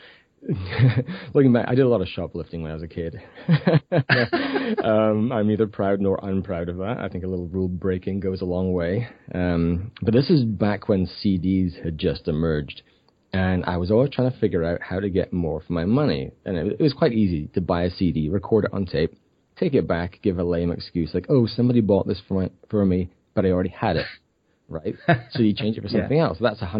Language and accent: English; Scotland, United Kingdom; moved away as an adult; now in Vancouver, Canada; I grew up in a tiny village in Scotland. My accent is really diminished.